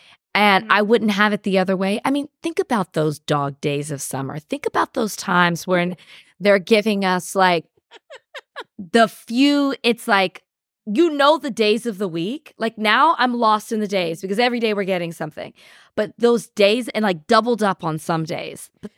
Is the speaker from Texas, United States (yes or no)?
yes; Texas, United States; I'm from Texas. So we say that all the time.